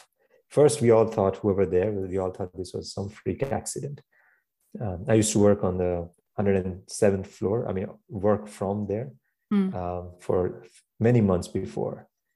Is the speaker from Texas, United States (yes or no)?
no; New York City, New York, United States; I hear this loud noise, and how we are as a New Yorker going my way to work.